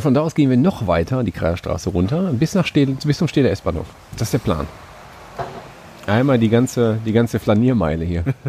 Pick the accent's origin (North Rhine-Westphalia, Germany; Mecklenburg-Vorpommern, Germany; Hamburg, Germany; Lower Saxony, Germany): North Rhine-Westphalia, Germany; Essen; Essen-Krai. Mein, mein Vorort, da wo ich groß geworden bin